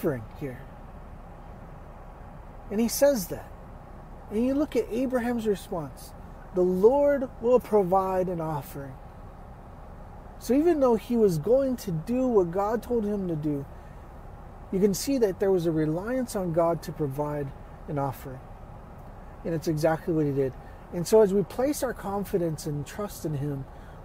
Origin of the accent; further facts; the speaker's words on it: Texas, United States; I'm from Texas